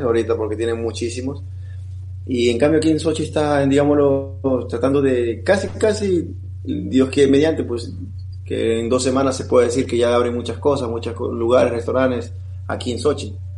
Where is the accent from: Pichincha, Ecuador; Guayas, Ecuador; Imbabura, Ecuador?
Guayas, Ecuador; Guayaquil; moved away; Guayaquil, sobre todo en mi ciudad natal, tengo toda mi familia ahí